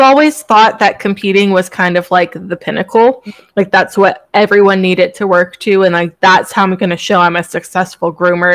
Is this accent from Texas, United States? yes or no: no; Virginia, United States; moved away; also born or lived in Florida; I was raised in Virginia